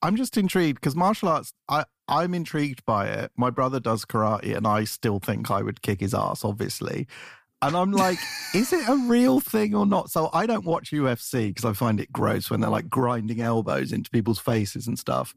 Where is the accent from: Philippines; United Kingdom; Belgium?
United Kingdom; England; now in United States; as an Englishman